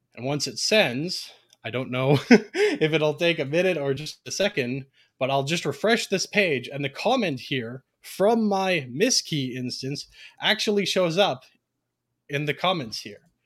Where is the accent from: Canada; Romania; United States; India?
Canada; Ontario; I'm a Canadian, as has been mentioned, born and raised in Ontario, Canada